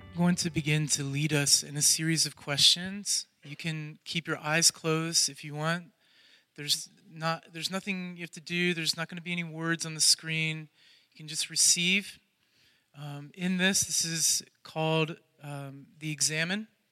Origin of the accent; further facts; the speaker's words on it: Columbus, Ohio, United States; moved away as an adult; now in Cleveland, United States; I'm from Columbus originally